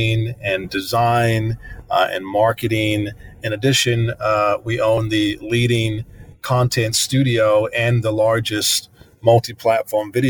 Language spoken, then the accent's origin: English; New Zealand; moved away as an adult; now in United States; I'm from New Zealand initially. You know, I grew up as a kid on a farm in the middle of nowhere.